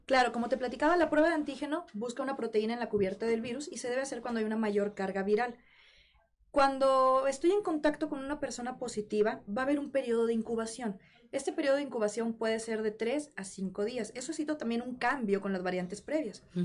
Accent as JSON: {"language": "Spanish", "town": "Monterrey", "region": "Nuevo León", "country": "Mexico", "moved": "yes", "said": "al ser soltera, foránea, yo soy de Monterrey y vivía sola"}